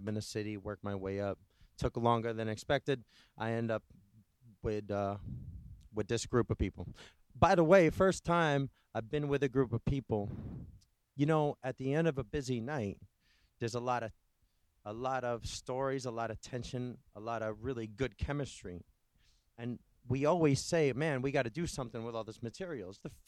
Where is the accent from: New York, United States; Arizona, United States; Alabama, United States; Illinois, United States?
New York, United States; Rural upstate New York.